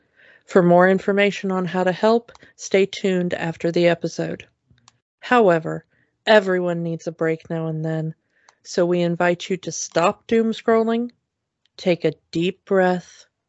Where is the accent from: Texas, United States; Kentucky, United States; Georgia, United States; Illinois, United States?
Georgia, United States; I'm from Georgia. Hi.